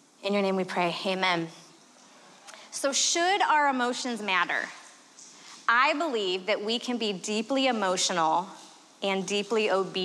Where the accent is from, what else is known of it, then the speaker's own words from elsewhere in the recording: Arizona, United States; I am from Arizona